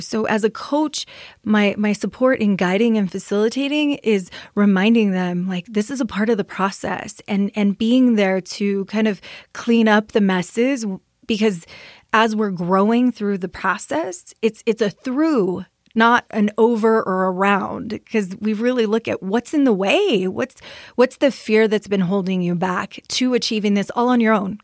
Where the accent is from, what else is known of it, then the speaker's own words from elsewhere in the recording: Las Vegas, New Mexico, United States; also born or lived in Sapello, New Mexico; I grew up in Las Vegas, New Mexico, so very small little community in San Miguel County